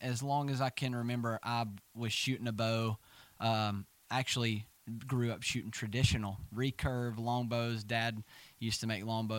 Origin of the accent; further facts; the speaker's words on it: Coleman, Alabama, United States; So, I grew up in Coleman, Alabama. And as Parker said, we are family. I am 24 years old and grew up pretty much went to church my whole life.